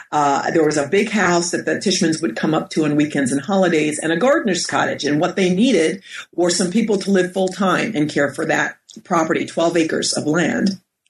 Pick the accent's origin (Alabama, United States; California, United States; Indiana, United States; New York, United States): New York, United States; And I grew up in New York, and we're about 30 minutes outside of the city in Westchester County.